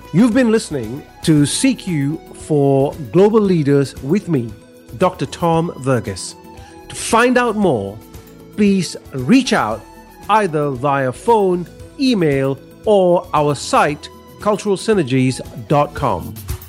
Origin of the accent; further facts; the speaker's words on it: Malaysia; I grew up in Malaysia, and my parents were teachers